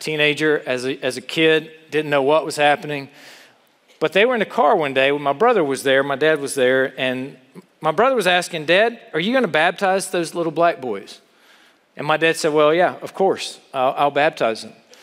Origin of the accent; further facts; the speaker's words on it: South Carolina, United States; moved away; I grew up in South Carolina